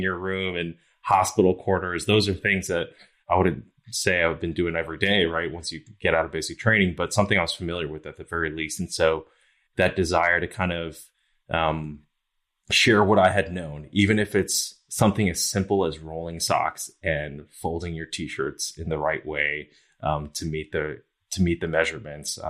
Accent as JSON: {"language": "English", "region": "New York", "country": "United States", "tie": "born or raised there", "moved": "yes", "said": "I grew up in New York"}